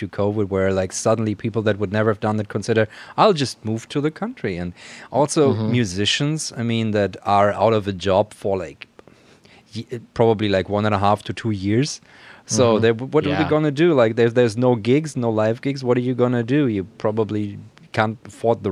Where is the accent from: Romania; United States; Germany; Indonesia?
Germany; Baden-Württemberg; moved away; In a small town in the Black Forest in Germany